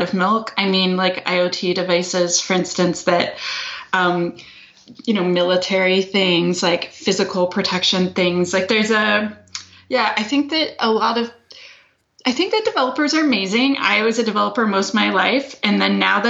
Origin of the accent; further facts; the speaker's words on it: Canada; accent: Canadian; I'm Canadian. That is the accent you are hearing.